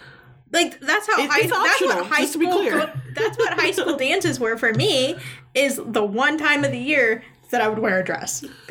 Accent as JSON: {"language": "English", "town": "Sams Valley", "region": "Oregon", "country": "United States", "moved": "yes", "lives_now": "Missouri, United States", "said": "So I'm from Southern Oregon, which is an hour and a half drive from to the coast and a 45-minute drive to California."}